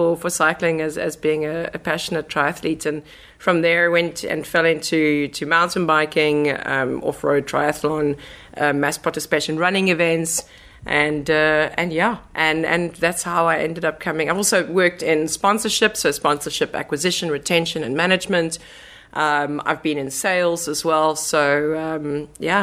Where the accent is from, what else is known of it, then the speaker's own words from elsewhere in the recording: South Africa; moved away as an adult; now in Netherlands; I am proudly South African and moved to the Netherlands roughly 3.5 years ago